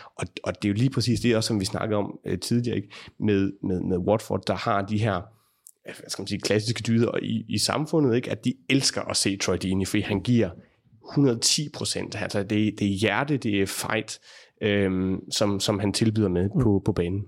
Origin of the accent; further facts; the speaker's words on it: Denmark; som dansker, mens jeg arbejder derovre